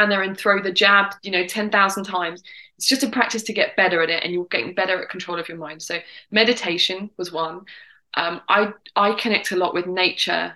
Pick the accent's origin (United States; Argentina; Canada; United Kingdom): United Kingdom; England; accent: English; my English accent